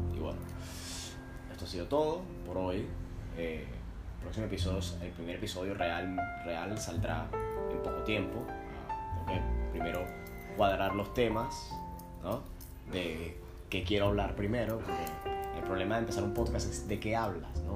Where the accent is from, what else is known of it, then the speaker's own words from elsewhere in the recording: Venezuela; moved away as an adult; now in Argentina; soy venezolano y vivo en Argentina